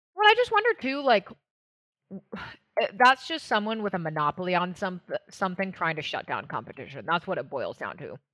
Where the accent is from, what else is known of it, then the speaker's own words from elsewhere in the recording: Washington, United States; moved away; I grew up in Washington State, uh, I lived for a long time in D C East Coast area